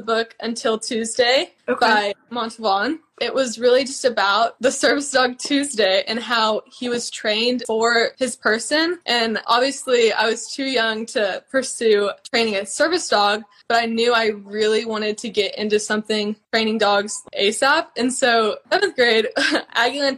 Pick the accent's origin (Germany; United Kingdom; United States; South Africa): United States; College Station, Texas; we're from College Station